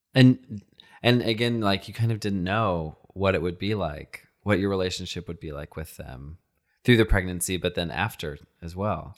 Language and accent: English; Texas, United States; I, I grew up in Texas